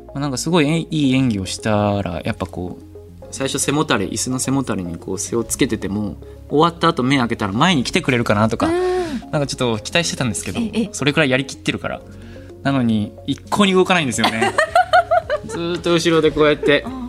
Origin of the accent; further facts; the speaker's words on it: Osaka, Japan; accent: Kansai dialect; 僕ももともとその大阪出身なのもあって、関西弁で喋るのがすごく楽だったので